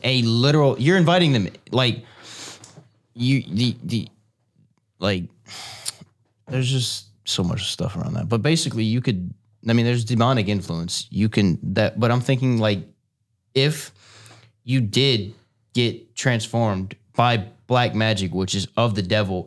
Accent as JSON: {"language": "English", "area": "Cajun", "region": "Louisiana", "country": "United States", "said": "I'm Cajun"}